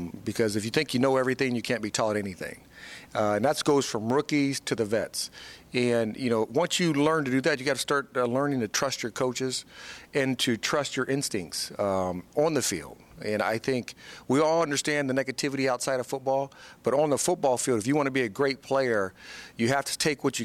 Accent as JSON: {"language": "English", "town": "Fort Wayne", "region": "Indiana", "country": "United States", "tie": "born or raised there", "said": "I had my own foundation in my hometown in Fort Wayne, Indiana"}